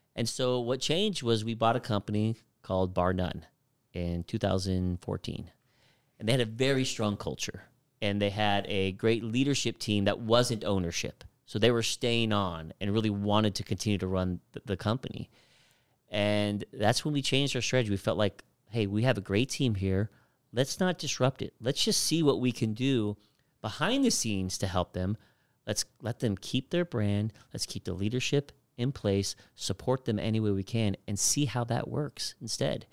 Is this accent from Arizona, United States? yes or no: yes; Phoenix, Arizona, United States; I was born and raised in Phoenix, Arizona